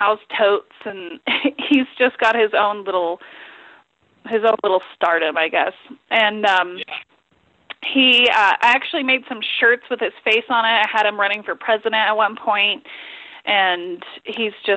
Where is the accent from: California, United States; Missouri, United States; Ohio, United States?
California, United States; Grass Valley; moved away as an adult; now in Molt, United States; growing up in Grass Valley, I always thought that I was from a really small town.